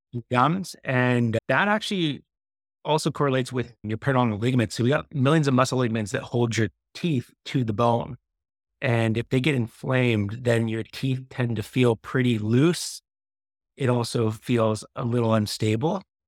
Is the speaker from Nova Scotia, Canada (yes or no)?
no; Victoria, British Columbia, Canada; also born or lived in Windsor, Ontario; I was born and raised in B, Victoria, Brit, B C.